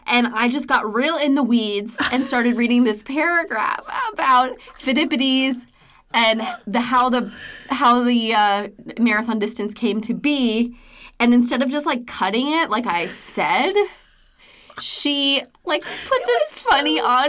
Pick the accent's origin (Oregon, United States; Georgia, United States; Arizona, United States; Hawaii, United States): Hawaii, United States; And I grew up in Hawaii.